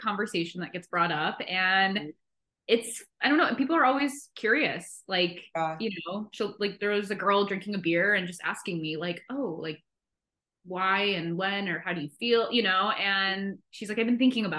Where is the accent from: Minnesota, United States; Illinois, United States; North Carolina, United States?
Illinois, United States; Chicago; now in San Diego, United States; I live in San Diego. I'm from Chicago